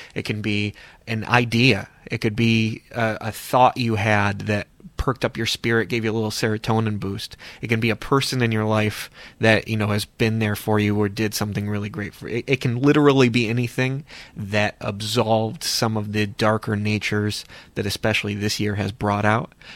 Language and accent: English; Cleveland, Ohio, United States; I'm also from the Cleveland area, as these gentlemen are